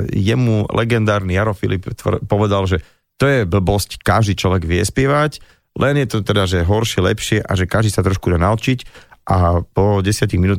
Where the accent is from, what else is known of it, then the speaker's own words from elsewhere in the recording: Nové Mesto nad Váhom, Trenčín Region, Slovakia; Ja som rodák Nové mesto nad Váhom.